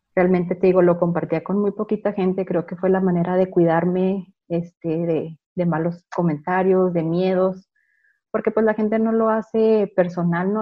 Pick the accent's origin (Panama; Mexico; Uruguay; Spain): Mexico; Chihuahua; nací aquí en Chihuahua